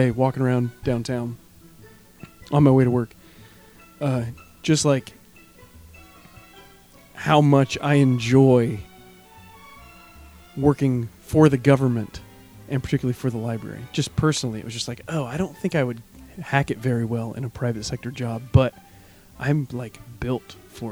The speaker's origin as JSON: {"language": "English", "town": "Warsaw", "region": "Indiana", "country": "United States", "tie": "born or raised there", "moved": "yes", "lives_now": "Bloomington, United States", "said": "we were home last weekend, my hometown, for my grandparents' 60th wedding anniversary party."}